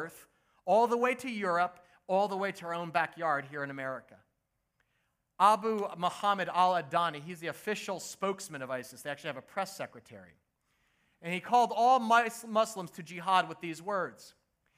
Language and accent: English; United States; also born or lived in New Jersey; I grew up in the United States